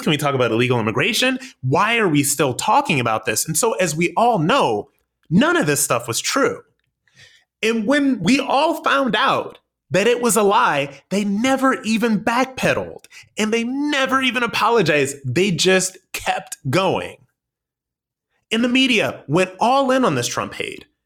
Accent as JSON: {"language": "English", "country": "United States", "said": "we, as the American people"}